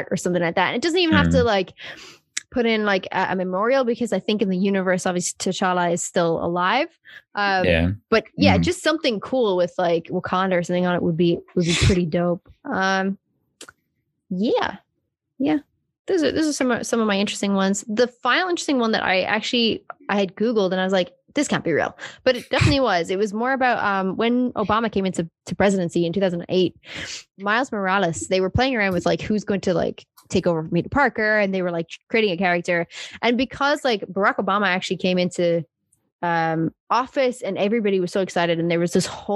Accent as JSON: {"language": "English", "country": "South Africa", "tie": "born or raised there", "said": "I obviously grew up in South Africa and we're like the rainbow nation"}